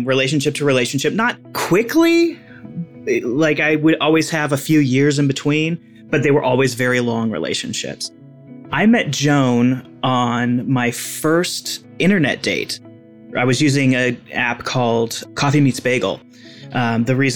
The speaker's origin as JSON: {"language": "English", "town": "Seattle", "region": "Washington", "country": "United States", "said": "I am 40 years old from Seattle, Washington"}